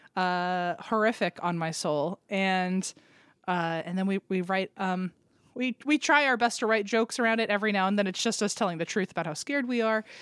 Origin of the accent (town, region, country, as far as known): Richmond, Virginia, United States; born or raised there; moved away